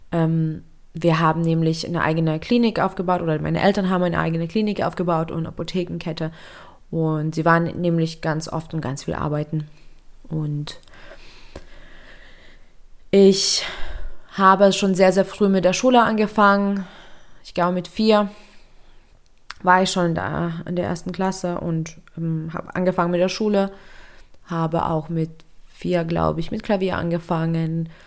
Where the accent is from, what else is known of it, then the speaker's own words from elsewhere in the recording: Lithuania; ich bin ähm, in Litauen geboren und aufgewachsen in äh, einer recht strengen und konservativen Familie.